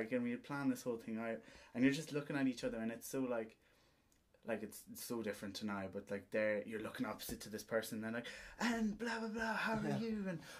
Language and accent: English; Ballyshannon, Ulster, Ireland; now in Dublin, Ireland; we're from Shamtown, Ballyshannon